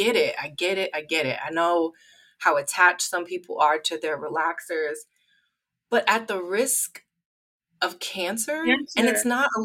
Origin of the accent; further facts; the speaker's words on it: Midwest, United States; I grew up in the Midwest